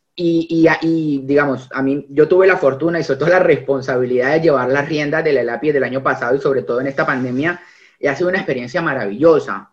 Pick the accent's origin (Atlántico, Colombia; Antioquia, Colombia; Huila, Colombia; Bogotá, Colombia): Huila, Colombia; Neiva; now in Buenos Aires, Argentina; Yo soy un opita. Yo antes de abogado, antes de, antes de colombiano, soy opita. Yo soy nacido en la provincia, en Neiva, a 35 grados de calor, orgulloso de mi ciudad, de mi departamento